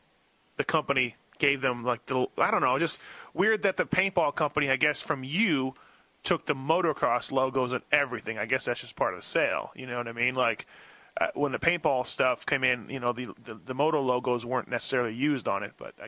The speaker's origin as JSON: {"language": "English", "country": "Canada", "said": "I was from Canada, obviously."}